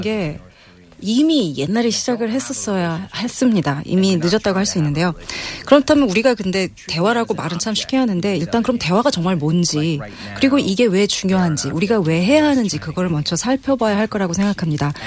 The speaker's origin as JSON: {"language": "Korean", "country": "United States", "also_born_or_lived": "South Korea / China", "second_language": "Korean", "moved": "yes", "lives_now": "Seoul, South Korea"}